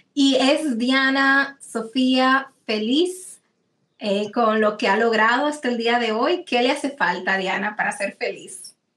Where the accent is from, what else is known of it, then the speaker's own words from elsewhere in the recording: Dominican Republic; como en dominicano se dice gaguear